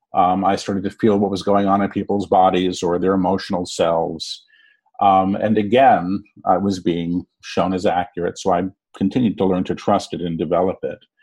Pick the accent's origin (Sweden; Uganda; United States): United States; New York City, New York; I was born in New York City.